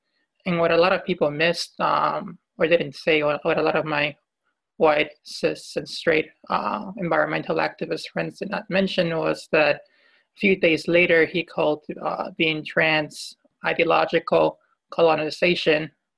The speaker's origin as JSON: {"language": "English", "country": "Peru", "said": "my home country, Peru"}